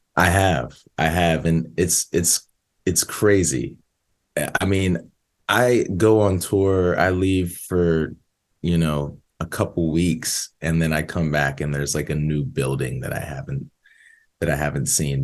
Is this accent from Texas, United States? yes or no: no; outside Philadelphia, Pennsylvania, United States; now in Nashville, United States; I grew up outside Philly like 20 minutes outside of Philly